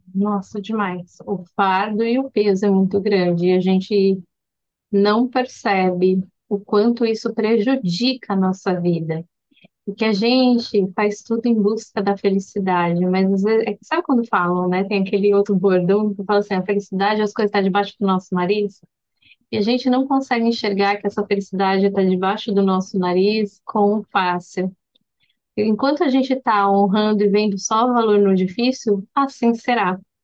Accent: Brazil; moved away

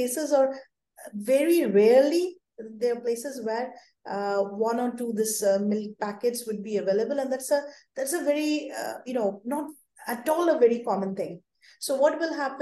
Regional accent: India; especially in my hometown. Or all over India

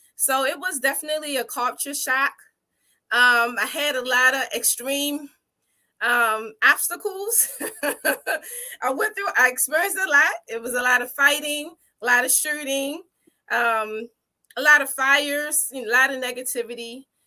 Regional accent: Baltimore, Maryland, United States; from birth all the way up to fourth grade, I lived in the Liberty Heights

